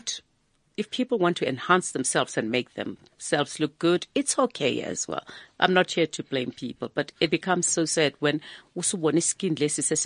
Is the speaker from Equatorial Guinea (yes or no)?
no; South Africa; I grew up in Makishi